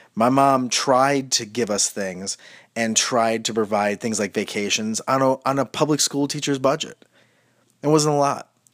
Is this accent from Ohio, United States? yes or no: yes; Medina, Ohio, United States; Route eighteen where I grew up in Medina, Ohio